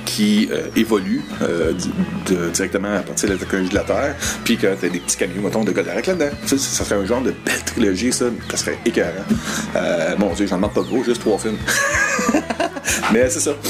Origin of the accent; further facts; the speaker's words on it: Quebec, Canada; first language French; je suis québécois-français d'origine à la base, même si je suis parfait bilingue